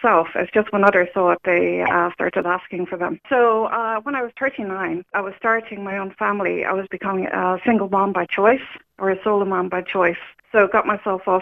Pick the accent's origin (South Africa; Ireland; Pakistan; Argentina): Ireland; Newcastle West, Munster; moved away as an adult; also born or lived in Dublin; now in Kerry, Ireland; I'm originally from Limerick, Newcastle West, and I moved up to Dublin after college